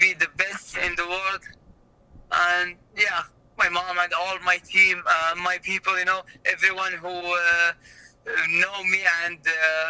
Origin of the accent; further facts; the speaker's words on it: Riyadh, Riyadh Province, Saudi Arabia; in my hometown, it's in Saudi Arabia and Riyadh